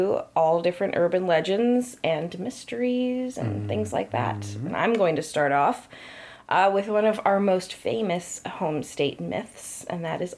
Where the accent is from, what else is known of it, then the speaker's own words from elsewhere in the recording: Connecticut, United States; So we're from Connecticut. And we both grew up here.